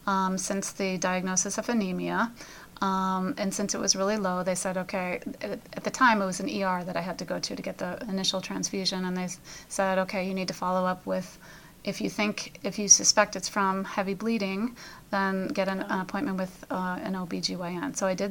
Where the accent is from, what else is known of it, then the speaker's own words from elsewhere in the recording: Pennsylvania, United States; We're from Pennsylvania. We have a lot of hills around here.